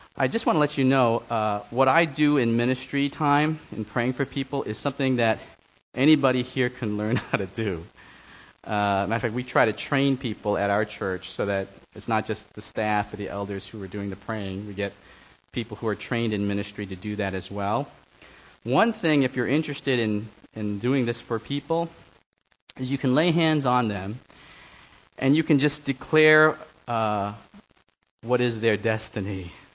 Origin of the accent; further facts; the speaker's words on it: New York City, New York, United States; I grew up on the Lower East Side of Manhattan, went to Stuyvesant High School